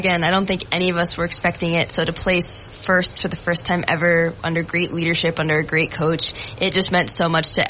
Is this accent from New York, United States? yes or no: yes; Yorktown, New York, United States; moved away as an adult; now in Binghamton, United States; I'm about 3 hours south of here. I'm from Westchester, New York. Shout out Yorktown.